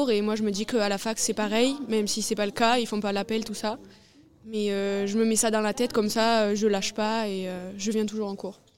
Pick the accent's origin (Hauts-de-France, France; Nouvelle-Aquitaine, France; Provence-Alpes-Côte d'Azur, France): Nouvelle-Aquitaine, France; Marmande; Non, non, je viens de Marmande.